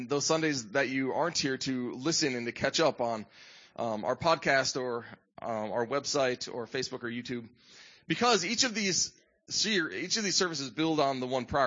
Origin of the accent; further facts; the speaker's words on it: Midwest, United States; moved away; I grew up in the Midwest